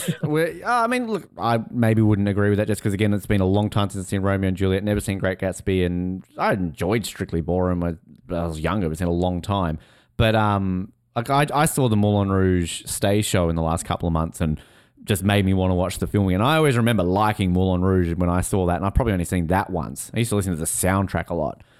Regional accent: Tasmania, Australia; accent: Australian; set in my home state

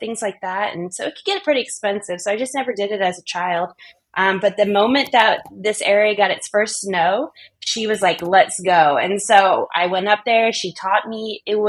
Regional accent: Middle Tennessee, United States; moved away as an adult; also born or lived in Tucson, Arizona; now in Northern California, United States; prior to that, we grew up in the Middle Tennessee area.

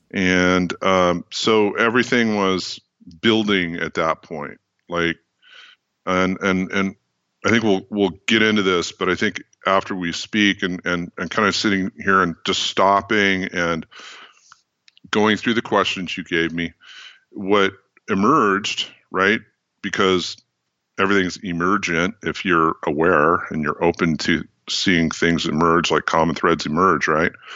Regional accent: Bay Area, California, United States; also born or lived in Grass Valley, California; I was born and raised in the Bay Area, in California

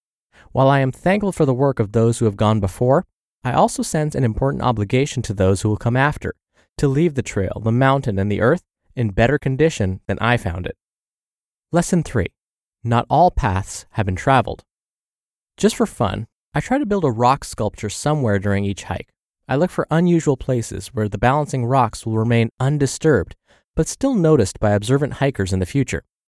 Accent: South Dakota, United States; also born or lived in Vermont; I could blame it on the fact that I grew up on the Great Plains of South and North Dakota.

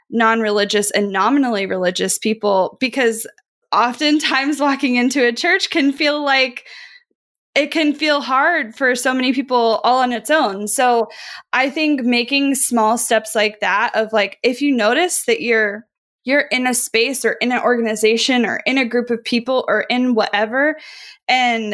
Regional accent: Midwest, United States; I grew up in the Midwest

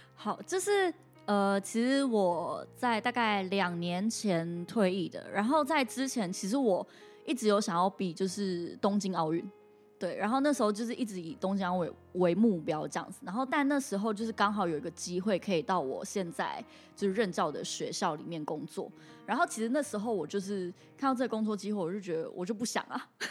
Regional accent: Taiwan; 我们台湾人

